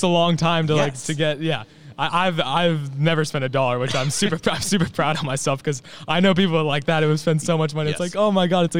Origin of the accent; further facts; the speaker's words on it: United States; because I'm American.